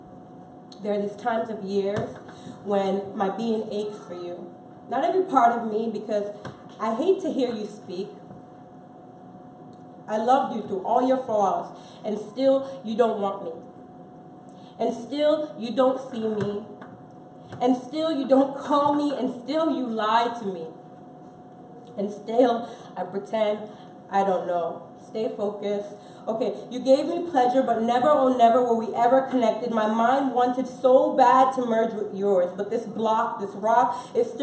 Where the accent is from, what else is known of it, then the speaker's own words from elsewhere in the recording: Jamaica; now in United States; I am Jamaican, almost American, and still belong to none